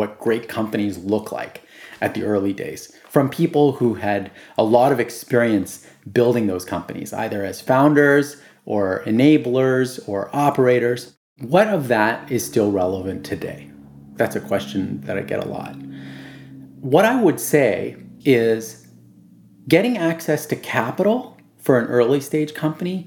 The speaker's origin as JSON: {"language": "English", "country": "Canada", "tie": "born or raised there", "said": "there are people who happen to grow up here and are born here, like me"}